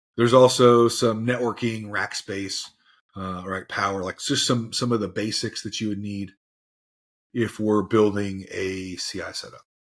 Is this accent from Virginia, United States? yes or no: no; Tennessee, United States; I'm from Tennessee, so I might use some, some acronyms that are, uh, weird